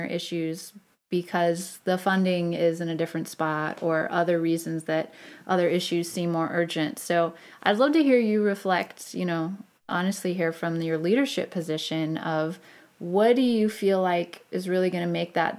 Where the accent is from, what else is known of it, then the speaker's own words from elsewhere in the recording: St. Louis, Missouri, United States; I'm from St. Louis